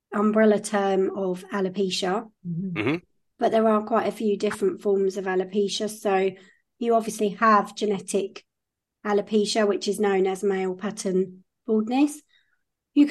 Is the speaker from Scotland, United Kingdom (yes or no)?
no; Kent, South East England, United Kingdom; I'm from Kent in the UK, so that's in the southeast.